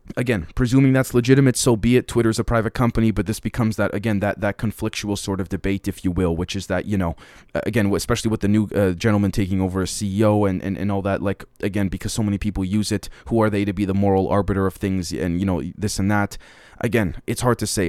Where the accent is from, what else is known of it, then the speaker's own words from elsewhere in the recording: Canada; me being a Canadian here in the West